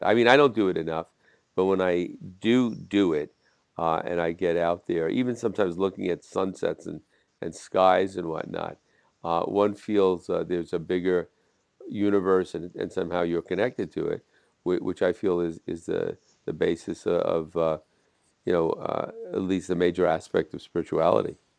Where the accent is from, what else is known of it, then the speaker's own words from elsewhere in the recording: Jersey City, New Jersey, United States; I'm from Jersey City across the river